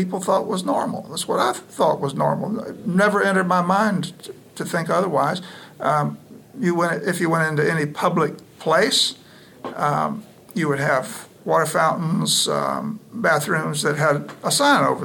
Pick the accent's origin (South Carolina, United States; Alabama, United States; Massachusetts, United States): Alabama, United States; Mobile; I grew up in the Deep South, Mobile, Alabama, in the 60s